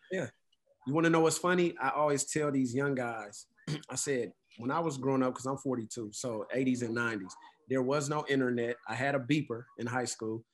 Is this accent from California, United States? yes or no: yes; Oakland, California, United States; I'm from Oakland